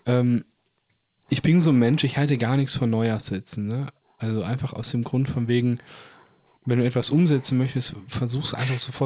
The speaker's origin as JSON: {"language": "German", "town": "Bochum", "region": "North Rhine-Westphalia", "country": "Germany", "said": "wir kommen ja auch aus Bochum"}